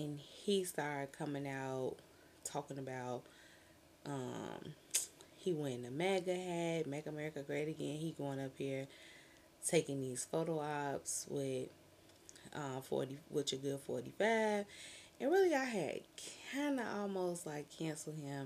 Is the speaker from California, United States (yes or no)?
no; Chicago, Illinois, United States; I'm from Chicago